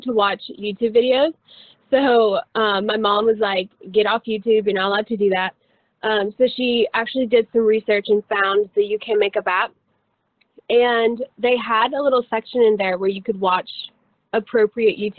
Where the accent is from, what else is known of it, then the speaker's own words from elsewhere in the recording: Mooresville, North Carolina, United States; I'm from Mooresville, North Carolina